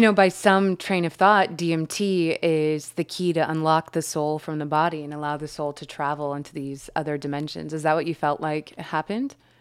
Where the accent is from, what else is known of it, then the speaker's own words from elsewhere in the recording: Midwest, United States; I grew up in the Midwest